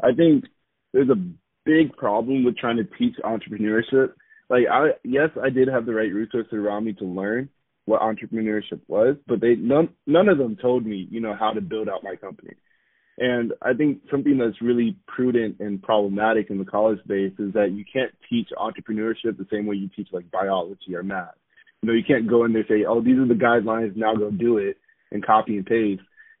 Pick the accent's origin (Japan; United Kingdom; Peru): Japan; also born or lived in South Korea / Okinawa, Japan; So I grew up in Japan and Korea, for most of my, you know, growth stages, I would say, from 8 years old to 17. And I guess just growing up overseas really showed me what community really is.